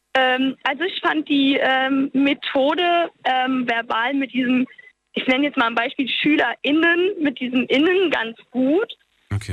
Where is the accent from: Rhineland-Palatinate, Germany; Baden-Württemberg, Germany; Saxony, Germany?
Rhineland-Palatinate, Germany; Walbach; ich komme aus Walbach. Das ist so ein ganz kleines Kaff im Hunsrück.